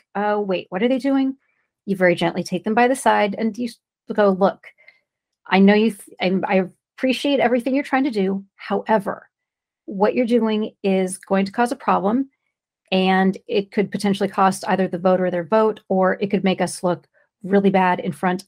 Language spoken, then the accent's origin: English; California, United States; I'm from California